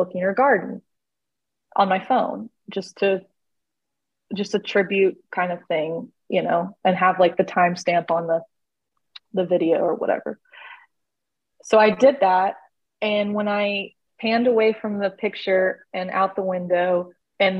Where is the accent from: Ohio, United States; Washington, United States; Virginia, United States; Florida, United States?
Florida, United States; moved away as an adult; also born or lived in California / Tennessee; now in Georgia, United States; I'm from Florida